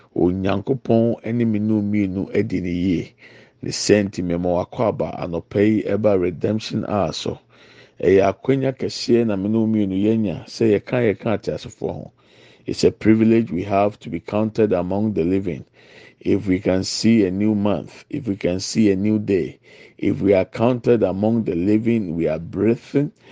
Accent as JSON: {"language": "English", "country": "Ghana", "said": "I'm from Ghana."}